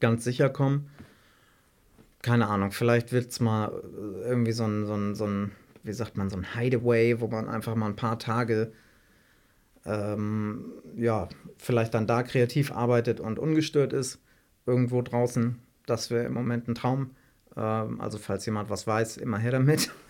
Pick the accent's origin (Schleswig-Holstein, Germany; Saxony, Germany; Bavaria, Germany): Schleswig-Holstein, Germany; Elmshorn; Ich komme ja aus Elmshorn ursprünglich oder noch aus dem Dorf bei Elmshorn, ungefähr 35 Kilometer von Hamburg